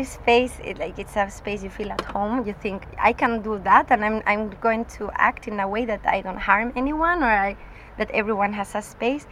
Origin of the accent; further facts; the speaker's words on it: Spain; accent: northern Spanish; moved away as an adult; also born or lived in Graz, Austria / Scotland; now in Vienna, Austria; I'm from Spain, but my mother is Austrian, and I grew up in Spain. But I live in Austria